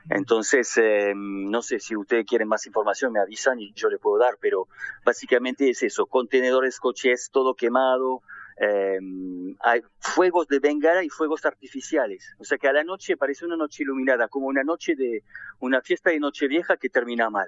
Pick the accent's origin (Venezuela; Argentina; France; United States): France; Yo mismo soy francés, hijo de inmigrantes asiáticos de las colonias.